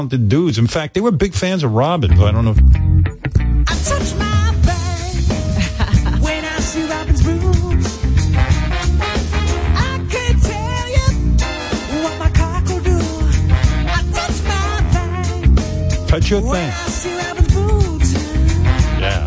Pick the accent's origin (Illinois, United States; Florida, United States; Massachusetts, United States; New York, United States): New York, United States; Roosevelt; I grew up in Roosevelt